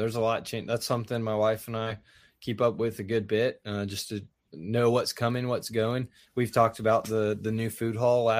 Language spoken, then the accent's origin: English; Birmingham, Alabama, United States; Yes, I grew up with one in Birmingham.